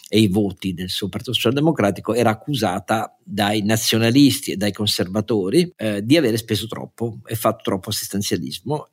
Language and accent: Italian; Italy; Io amo il mio paese